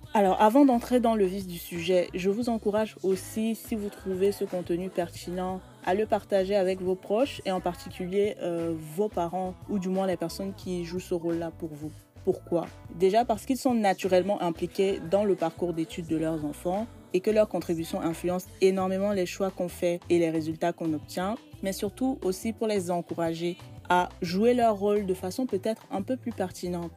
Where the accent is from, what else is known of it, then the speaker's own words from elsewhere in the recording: Cameroon; moved away as an adult; now in France; je suis une Camerounaise vivant actuellement en France